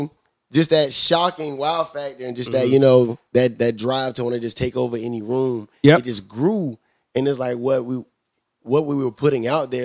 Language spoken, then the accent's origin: English; Savannah, Georgia, United States; I'm from Savannah, Georgia.